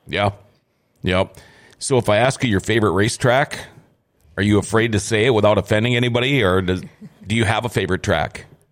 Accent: Thief River Falls, Minnesota, United States; I was growing up in Thief River Falls.

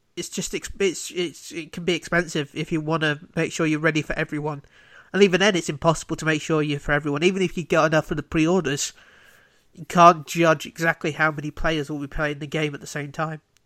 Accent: United Kingdom; I'm British

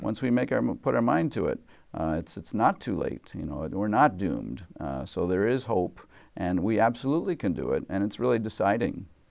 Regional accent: Massachusetts, United States; moved away as an adult; now in Washington, United States; as a kid, uh, growing up in Massachusetts

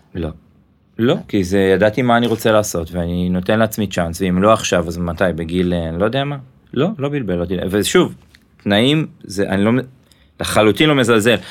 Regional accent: Ra'anana, Central District, Israel; also born or lived in Tel Aviv; now in Givatayim, Israel; אני יליד רעננה

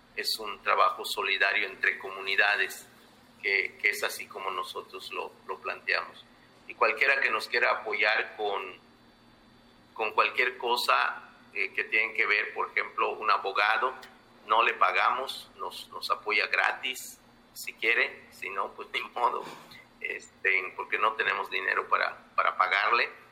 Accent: Yucatán Peninsula, Mexico; soy maya de la península de Yucatán

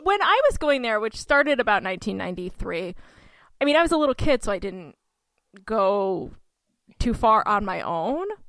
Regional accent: Oneonta, New York, United States; my hometown of Oneonta, New York

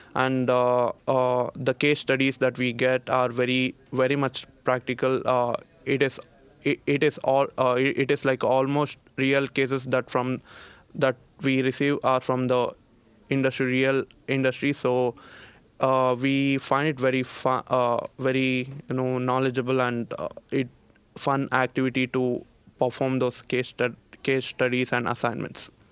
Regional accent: Bangalore, Karnataka, India; moved away as an adult; now in Linköping, Sweden; I'm from India. Well, uh, to be frank, I'm from, uh, city Bangalore

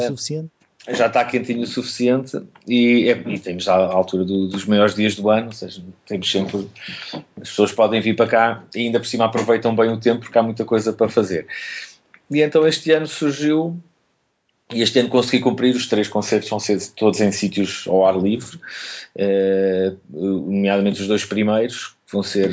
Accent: Lisbon, Portugal; moved away; sendo Lisboeta

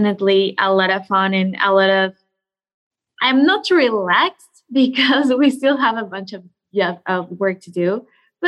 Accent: Coatepec, Veracruz, Mexico; moved away as an adult; also born or lived in Mexico City, Mexico; So I am originally from Mexico. I grew up in a very small coffee maker town called Coatepec, that is in the state of Veracruz.

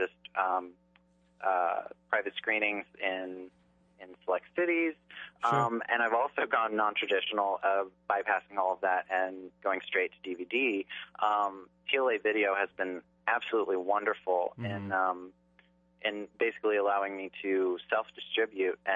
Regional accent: Charleston, South Carolina, United States; I grew up in Charleston, South Carolina

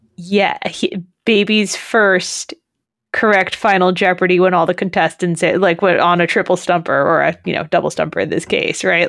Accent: Massachusetts, United States; I grew up in Massachusetts

